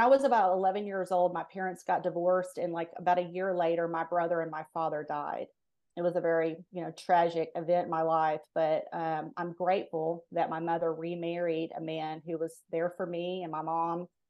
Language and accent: English; Fort Worth, Texas, United States; I grew up in Fort Worth, Texas